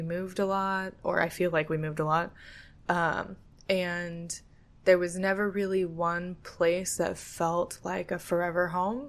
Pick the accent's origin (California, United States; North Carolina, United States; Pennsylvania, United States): California, United States; now in Florida, United States; Growing up in California, it's like, you know, I know that's stolen land for sure